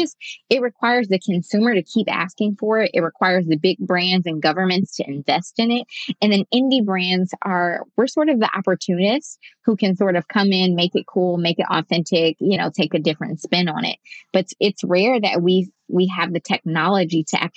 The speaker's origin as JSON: {"language": "English", "town": "Detroit", "region": "Michigan", "country": "United States", "said": "I'm from Detroit. I live in Detroit"}